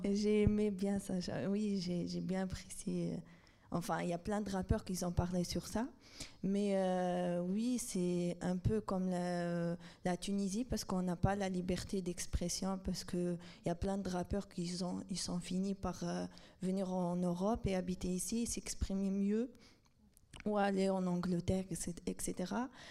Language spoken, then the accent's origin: French; Algeria; je suis algérienne